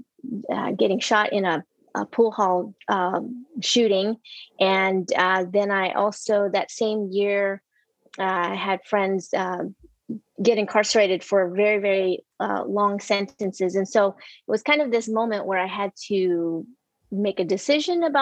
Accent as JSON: {"language": "English", "town": "Houston", "region": "Texas", "country": "United States", "tie": "born or raised there", "also_born_or_lived": "Vietnam", "said": "we settled in Houston, Texas in 1978. I grew up in Houston"}